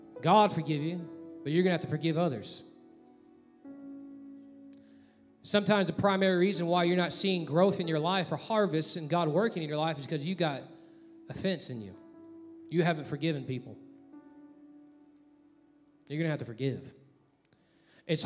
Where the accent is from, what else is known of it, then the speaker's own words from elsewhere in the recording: Texas, United States; moved away; I'm from Texas